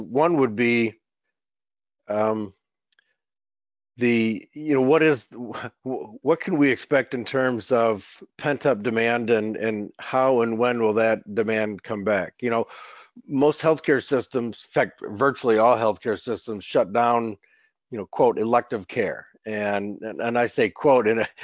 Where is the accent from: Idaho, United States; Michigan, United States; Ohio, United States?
Michigan, United States; my home state of Michigan